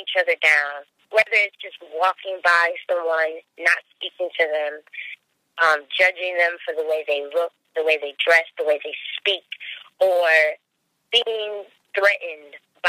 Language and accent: English; Hartford, Connecticut, United States; born there; also born or lived in West Coast / down south; I was born in Hartford, Connecticut, and I have spent a number of my years traveling, moving around a lot with my mom.